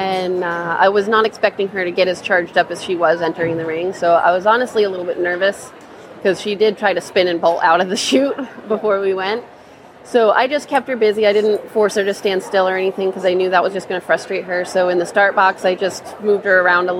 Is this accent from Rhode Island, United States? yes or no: yes; Cumberland, Rhode Island, United States; I am from Cumberland, Rhode Island